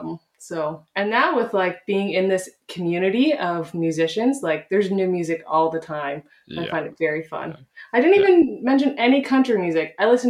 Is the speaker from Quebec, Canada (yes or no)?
no; Guelph, Ontario, Canada; I grew up in Guelph.